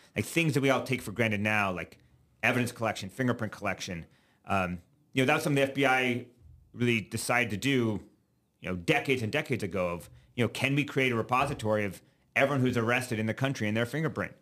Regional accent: Alabama, United States; moved away as an adult; also born or lived in Virginia / New York City, United States; now in Nebraska, United States; I grew up mostly in Alabama

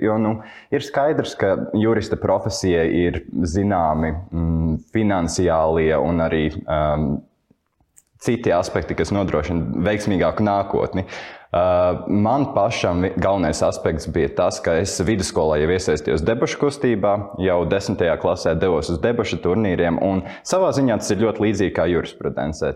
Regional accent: Cēsis, Vidzeme, Latvia; moved away as an adult; now in Riga, Latvia; es dzīvoju un uzaugu Cēsīs, un tāpēc man pēc tam pārvākties uz Rīgu

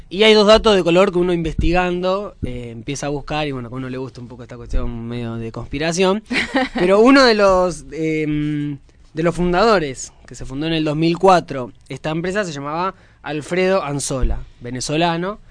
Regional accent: Lanús, Buenos Aires Province, Argentina; yo soy de Lanús

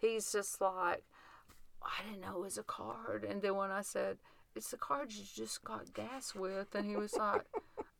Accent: Tennessee, United States; I'm from Tennessee

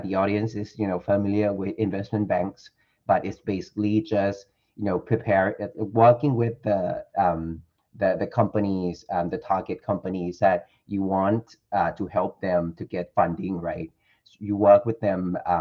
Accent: Thailand; I'm 100% Thai, by the way, born and raised in Thailand.

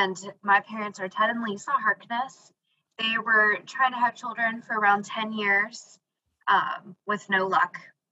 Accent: St. Johns, Florida, United States; I am from San Juan del Rio Catholic Parish in St. John's, Florida

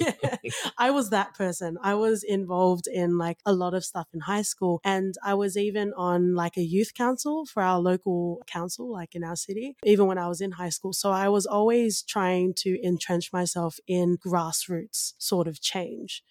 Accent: Australia; I am of Tongan ethnicity, but I grew up in Australia

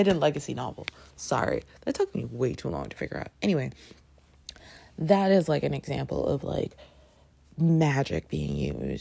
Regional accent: Toronto, Ontario, Canada; I grew up in Canada

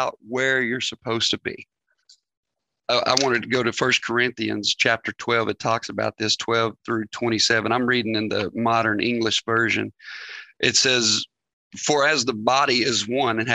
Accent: Northeast Arkansas, United States; moved away; we were born and raised in Northeast Arkansas

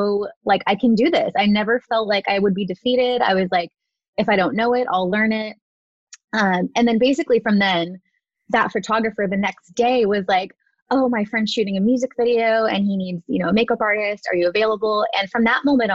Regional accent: Southern California, United States; I was born and raised here in Southern California.

